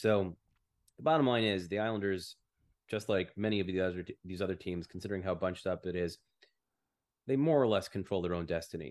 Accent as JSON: {"language": "English", "country": "United States", "moved": "as an adult", "lives_now": "Canada", "said": "I'm still an American. I still have my passport."}